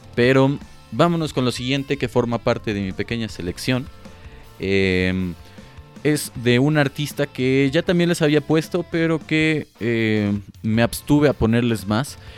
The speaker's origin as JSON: {"language": "Spanish", "country": "Mexico", "said": "como mexicanos"}